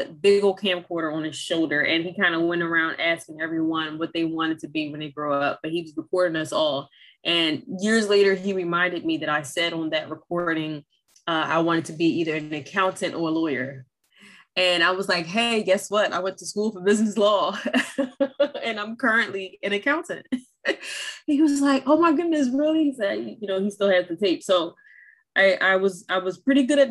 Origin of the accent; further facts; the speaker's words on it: Philadelphia, Pennsylvania, United States; I was born and raised in North Philadelphia